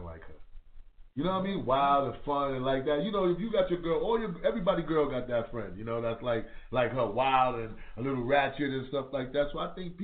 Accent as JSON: {"language": "English", "town": "New York City", "region": "New York", "country": "United States", "said": "I'm from Harlem, I rep …"}